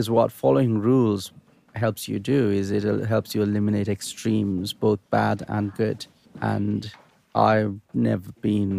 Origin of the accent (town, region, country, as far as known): Sri Lanka; born or raised there